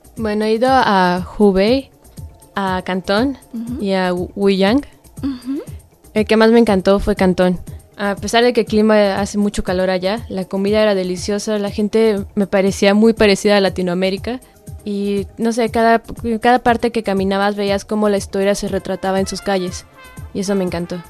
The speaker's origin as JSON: {"language": "Spanish", "region": "Mexico City", "country": "Mexico", "moved": "as an adult", "lives_now": "China", "said": "Yo vengo de la Ciudad de México"}